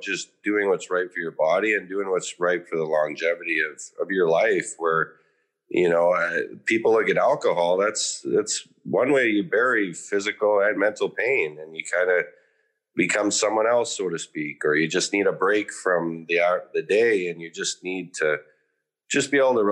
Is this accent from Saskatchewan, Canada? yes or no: yes; Meadow Lake, Saskatchewan, Canada; I grew up in Saskatchewan in Canada